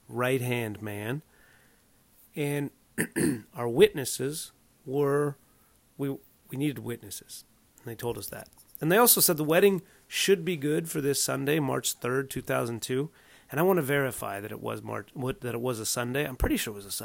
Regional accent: Southern California, United States; also born or lived in Evanston, Illinois; we grew up in Southern California

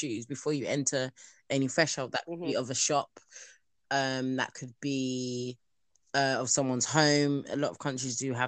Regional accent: Nigeria; I am Nigerian

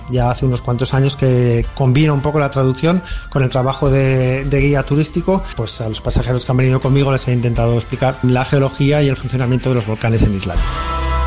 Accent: Zaragoza, Aragon, Spain; moved away as an adult; also born or lived in Barcelona; Nací en Zaragoza, en España.

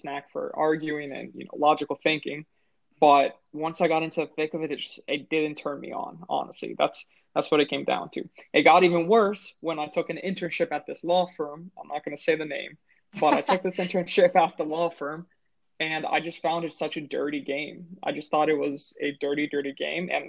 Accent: United States; growing up in the American school system

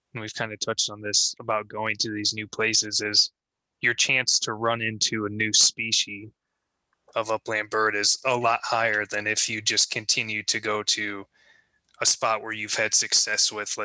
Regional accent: Iowa, United States; we grew up in Iowa

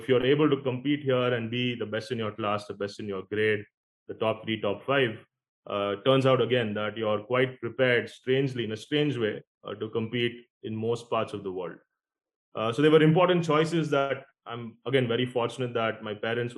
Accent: Bangalore, Karnataka, India; moved away as an adult; also born or lived in United States; my brother Siddharth and I are both fortunate that we were born and raised in Bangalore

